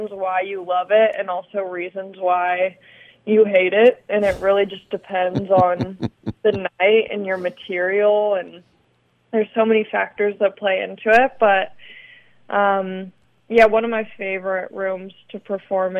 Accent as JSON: {"language": "English", "town": "Long Beach", "region": "California", "country": "United States", "tie": "born or raised there", "also_born_or_lived": "Torrance", "said": "I grew up in Long Beach"}